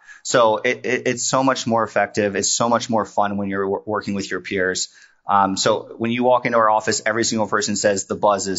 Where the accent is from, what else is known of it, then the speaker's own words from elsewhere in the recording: West Virginia, United States; I grew up in West Virginia. So I grew up in a tiny town in West Virginia.